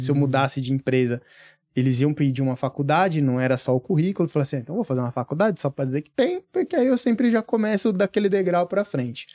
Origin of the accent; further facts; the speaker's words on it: Franco da Rocha, São Paulo, Brazil; eu vim do, do interior de São Paulo, pelo menos tá? Tipo, uhum. Tipo, na verdade é grande São Paulo, Franco da Rocha